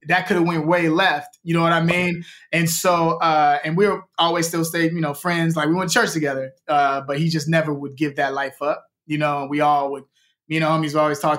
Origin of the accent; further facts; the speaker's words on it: Chicago, Illinois, United States; now in Los Angeles, United States; when I was a kid growing up in Chicago